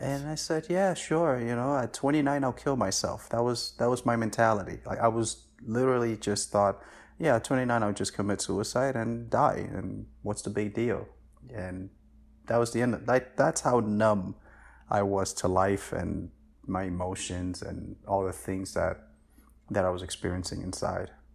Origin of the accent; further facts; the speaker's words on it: New York City, New York, United States; also born or lived in Dominican Republic; I came to the States when I was, uh, almost seven years old, and I just been in New York my entire life since then